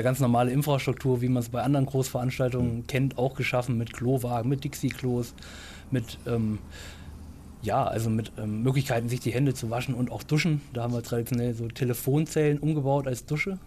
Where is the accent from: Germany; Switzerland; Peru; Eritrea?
Germany; Baunatal, Hesse; moved away as an adult; also born or lived in Göttingen; now in Lörrach, Germany; ich komme ursprünglich aus Baunatal